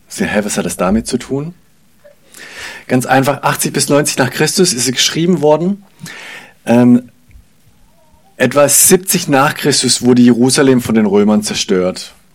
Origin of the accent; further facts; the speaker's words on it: Germany; wir, glaube ich, als Deutsche